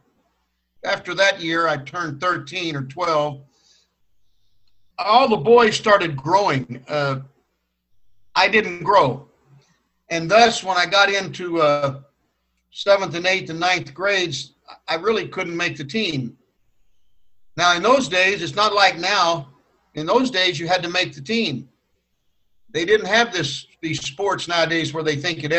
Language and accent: English; El Paso, Texas, United States; also born or lived in Tyler, Texas; I grew up in El Paso, Texas. I moved there when I was about 5 or 6 years old from Tyler, Texas, where I was born in Tyler